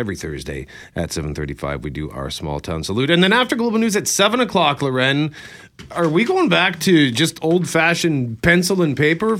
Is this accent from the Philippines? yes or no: no; Winnipeg, Manitoba, Canada; born or raised there